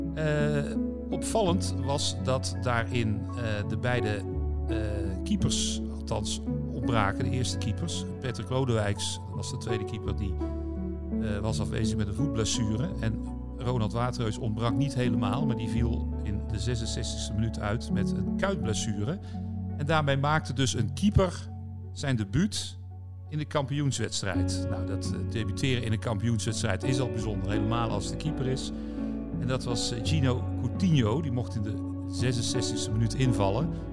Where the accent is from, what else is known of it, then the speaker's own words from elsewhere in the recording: 's-Hertogenbosch, North Brabant, Netherlands; Toevallig ook een Bossenaar, mijn geboortestad